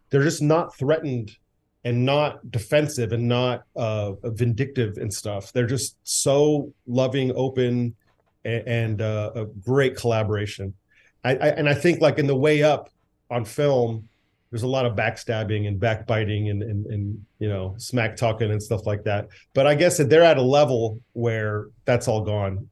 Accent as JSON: {"language": "English", "country": "United States", "tie": "born or raised there", "said": "I am an American boy. I grew up, my dad, you know, was born here."}